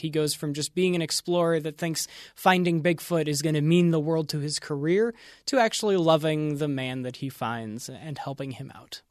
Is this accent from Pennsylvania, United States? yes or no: yes; Western Pennsylvania, United States; growing up in Western Pennsylvania